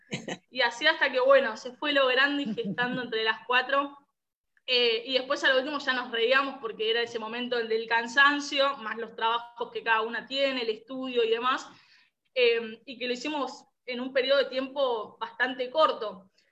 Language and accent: Spanish; San Justo, Buenos Aires Province, Argentina; soy también de, Buenos Aires, de los alrededores de la capital, diócesis de San Justo